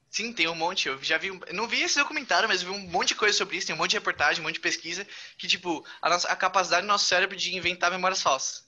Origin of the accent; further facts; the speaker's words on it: São Paulo, Brazil; sou paulista.